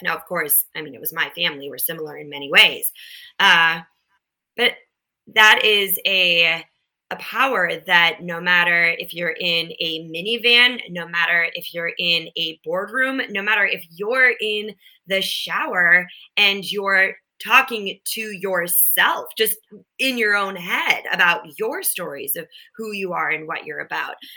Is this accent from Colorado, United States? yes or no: no; Minnesota, United States; I grew up in Minnesota and then we had a cabin in northern Minnesota.